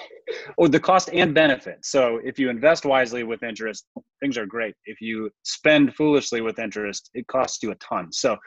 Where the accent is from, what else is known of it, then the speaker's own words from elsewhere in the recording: Minnesota, United States; And then lastly, as a Minnesotan, you will appreciate this.